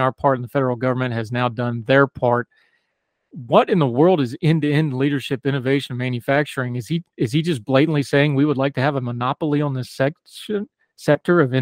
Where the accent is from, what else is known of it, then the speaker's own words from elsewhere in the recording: West Virginia, United States; a West Virginian. I'm old enough to remember Robert C. Byrd